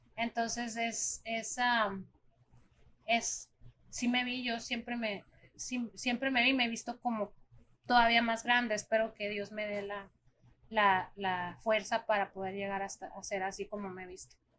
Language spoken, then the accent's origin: Spanish; Mexico; also born or lived in Arizona, United States; now in United States; yo nací en Arizona, entonces también es mi país, pero pues yo soy más mexicana porque me crié allá